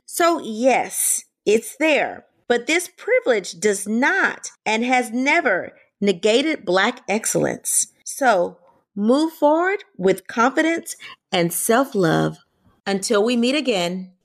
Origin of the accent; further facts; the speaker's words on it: Louisiana, United States; I'm from Louisiana